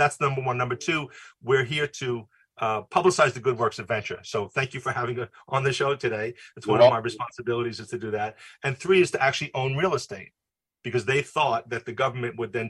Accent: New York City, New York, United States; also born or lived in Lynbrook, Long Island; now in Rockland County, United States; I grew up in Queens

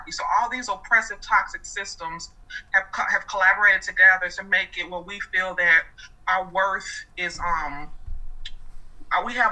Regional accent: Chicago, Illinois, United States; moved away as an adult; now in Atlanta, United States; I was born in Chicago, grew up there my entire life. I now live in Atlanta

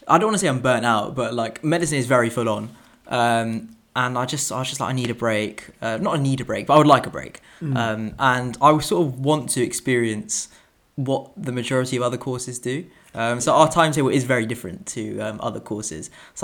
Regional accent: India; I'm originally from India, so, and I've started to sort of learn to read and write Hindi

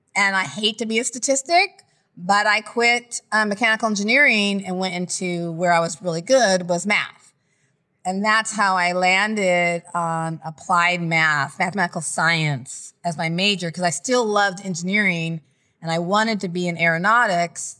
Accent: Lompoc, California, United States; also born or lived in Nebraska / Okinawa, Japan; now in Los Angeles, United States; from about seven or eight until I was eighteen, I lived in Lompoc, California, near Santa Barbara at Vandenberg Air Force Base.

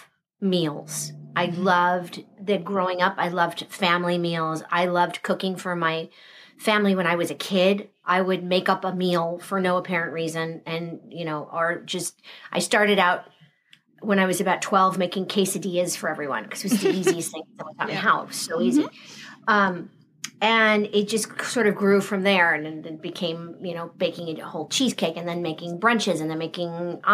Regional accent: Southern California, United States; moved away as an adult; I grew up in Southern California. There's no water.

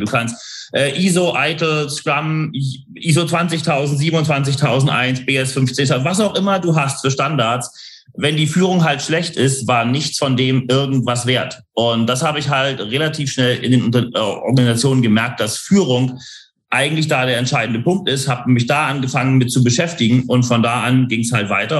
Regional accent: Hamburg, Germany; now in London, United Kingdom; ich bin ja geboren und aufgewachsen in Hamburg

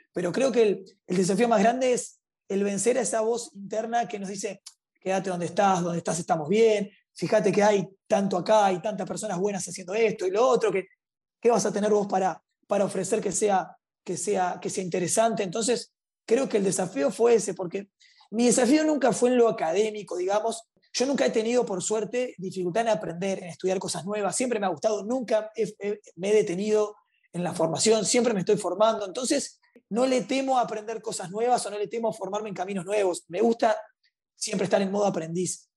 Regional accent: Montevideo, Uruguay; nací y crecí en, en, Montevideo, Uruguay

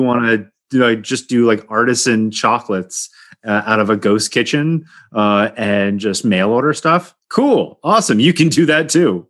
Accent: Poughkeepsie, New York, United States; moved away as an adult; now in California, United States; I grew up in Poughkeepsie

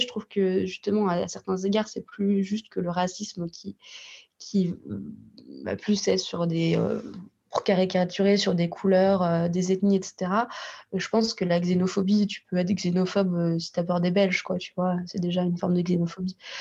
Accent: Russia; je suis russe

